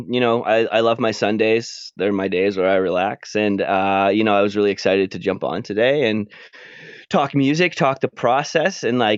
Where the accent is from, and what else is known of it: Edmonton, Alberta, Canada